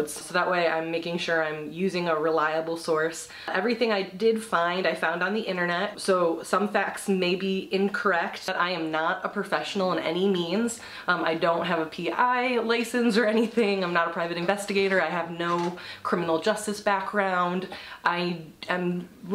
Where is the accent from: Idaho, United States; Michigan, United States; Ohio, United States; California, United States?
Michigan, United States; I am from Michigan